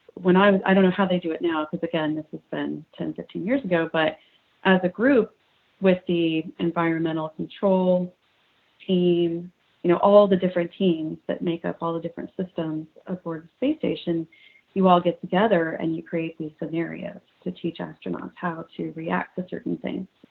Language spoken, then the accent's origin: English; Houston, Texas, United States; I grew up in Houston